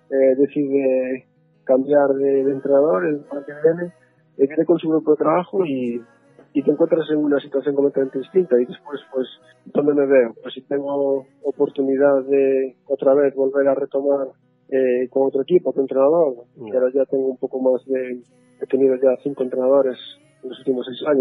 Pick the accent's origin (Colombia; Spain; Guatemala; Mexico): Spain; Galicia; moved away as an adult; now in Northampton, United Kingdom; siendo gallego como dices